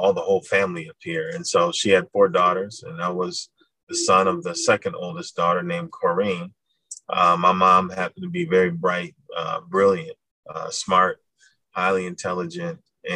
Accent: Madison, Wisconsin, United States; I was born in Madison, born and raised

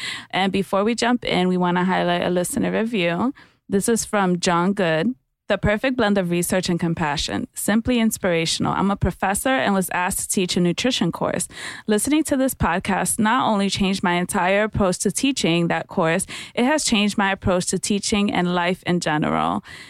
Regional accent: New York City, New York, United States; Growing up in the Bronx as a Filipino kid, because I'm from the Bronx.

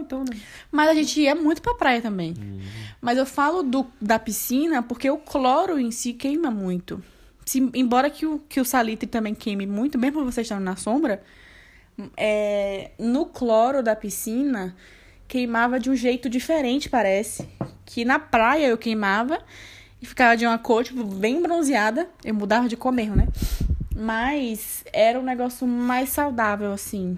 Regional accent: Salvador, Bahia, Brazil; moved away; tem muito tempo que eu fui criança e tem muito tempo que eu saí de Salvador

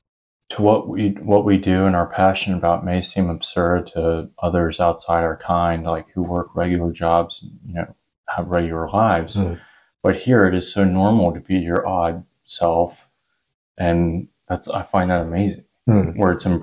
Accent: Lookout Mountain, Georgia, United States; Lookout Mountain, Georgia.

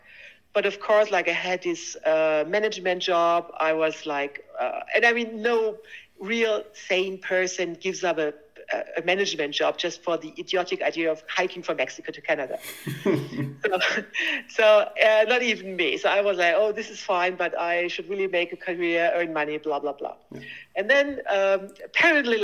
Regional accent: Germany; I was born and raised in Germany, went to school there.

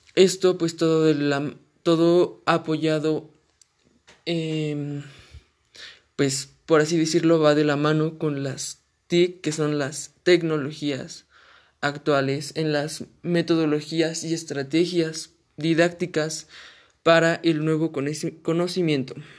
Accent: Mexico; yo soy un universitario mexicano

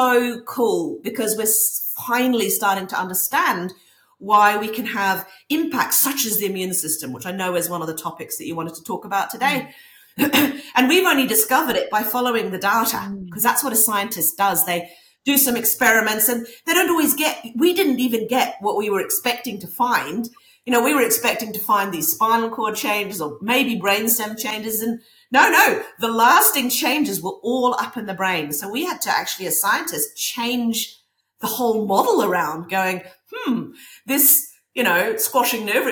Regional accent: Norway; now in New Zealand; I grew up in Norway, so that's why I'm over here in Norway.

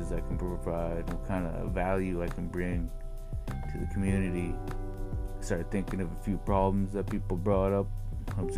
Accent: Nass Valley, British Columbia, Canada; growing up in the Nass Valley

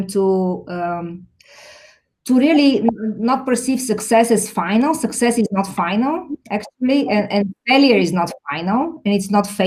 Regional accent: Bulgaria; now in Chicago, United States; I grew up in Bulgaria

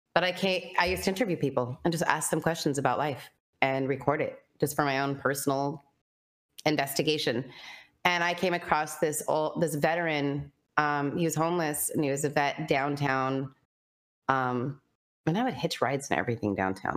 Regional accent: Cheyenne, Wyoming, United States; Wyoming, Cheyenne, Wyoming.

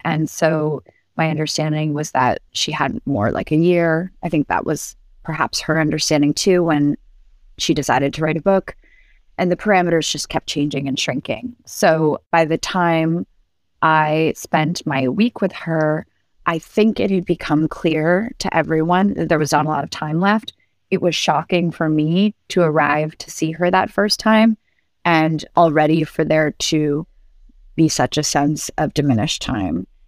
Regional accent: New York City, New York, United States; also born or lived in Barcelona; New York City, which is my hometown

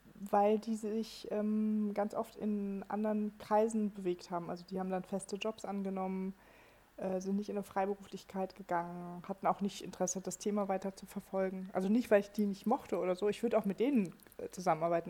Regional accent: Germany; bei uns in Deutschland

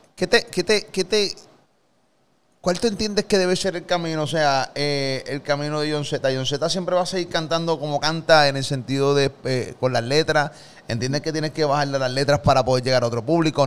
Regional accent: Carolina, Puerto Rico; also born or lived in Gurabo; Yo viví en Gurabo un tiempo, pero no soy de Gurabo, soy de ah, Carolina

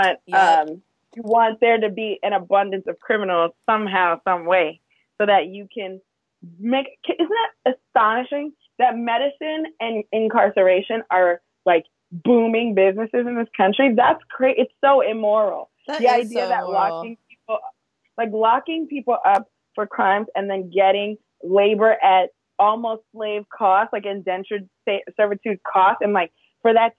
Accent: New York, United States; I grew up in New York where gun control is a big thing

